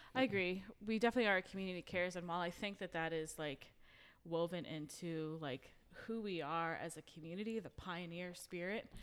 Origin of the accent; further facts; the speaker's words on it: New York City, New York, United States; now in Marietta, United States; I'm originally from New York City